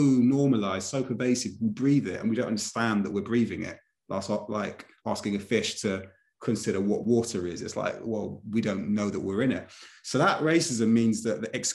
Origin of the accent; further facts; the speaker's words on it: United Kingdom; I was born here, so I'm fully British